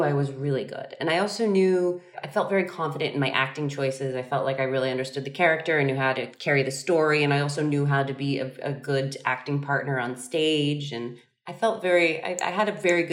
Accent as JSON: {"language": "English", "town": "Sacramento", "region": "California", "country": "United States", "tie": "born or raised there", "also_born_or_lived": "Irvine, California", "said": "I grew up in Sacramento, which is about 2 hours away from San Francisco"}